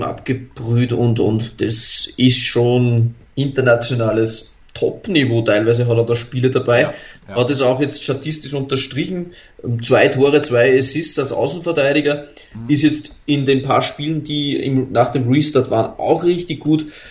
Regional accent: Austria; als Österreicher

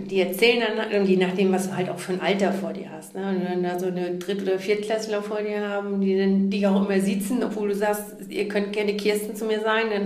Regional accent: Neumünster, Schleswig-Holstein, Germany; moved away; dass ich damals aus Schleswig-Holstein weg wollte, explizit aus meinem Heimatort Neumünster

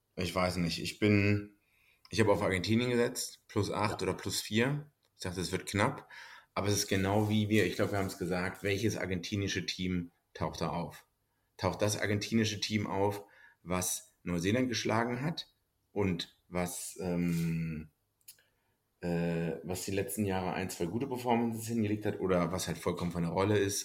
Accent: Germany; als Deutscher

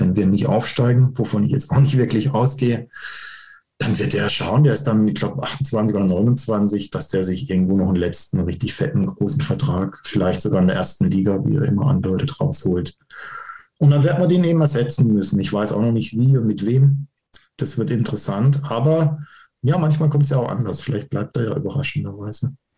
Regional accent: Karlsruhe, Baden-Württemberg, Germany; ich bin Karlsruhe und mein Papa hat mich ins Stadion genommen

